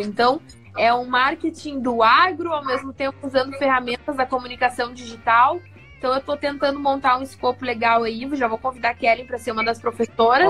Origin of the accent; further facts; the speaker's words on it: Cruz Alta, Rio Grande do Sul, Brazil; uma boa cruzaltense aqui do Rio Grande do Sul